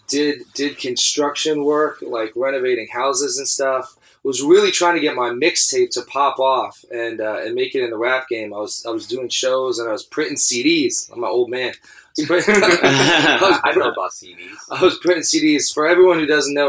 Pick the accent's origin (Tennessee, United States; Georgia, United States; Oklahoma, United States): Georgia, United States; Atlanta; also born or lived in Philadelphia; I was born and raised in Atlanta, Georgia. Um, in downtown Atlanta, went to public schools